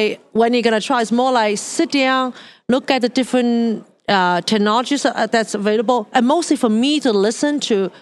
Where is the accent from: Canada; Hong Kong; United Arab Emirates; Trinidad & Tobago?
Hong Kong; moved away; I grew up in Hong Kong.